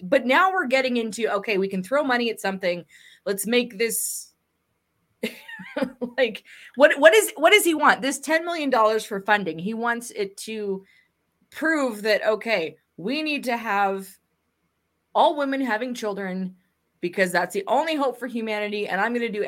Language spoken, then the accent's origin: English; Canada; as a Canadian